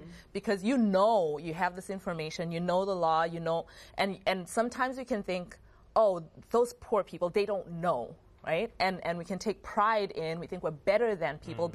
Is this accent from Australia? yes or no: no; Zimbabwe; growing up in Zimbabwe